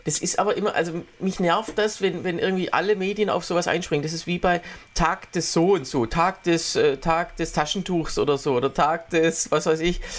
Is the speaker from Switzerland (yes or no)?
no; Swabia, Baden-Württemberg, Germany; also born or lived in Waldbach; im Schwäbischen, äh, im Schwabenland, wo ich herkomme